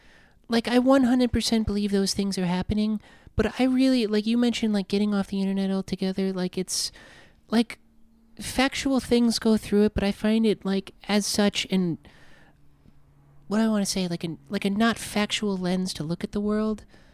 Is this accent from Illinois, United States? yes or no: no; South Dakota, United States; now in Los Angeles, United States; growing up in South Dakota.